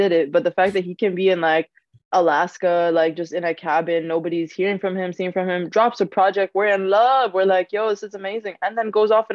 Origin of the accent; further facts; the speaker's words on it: Cairo, Cairo Governorate, Egypt; Cairo, especially, of course, because that's my hometown